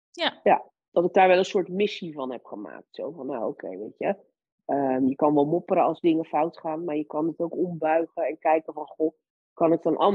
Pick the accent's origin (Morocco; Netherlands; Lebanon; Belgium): Lebanon; born there; Het enige wat ik toen wel wilde doen was heel graag met mijn gezin naar mijn geboorteland, naar Libanon.